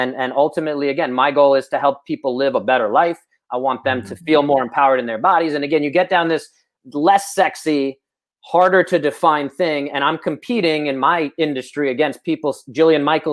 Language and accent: English; Moscow, Russia; moved away; I come from communist Russia. I was born in Moscow in the 80s